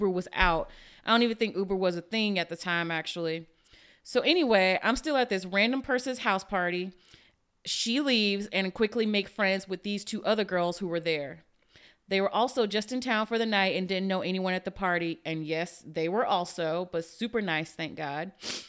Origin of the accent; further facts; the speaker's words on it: Virginia, United States; So here's an awkward story. I'm originally from Virginia and went to undergrad there.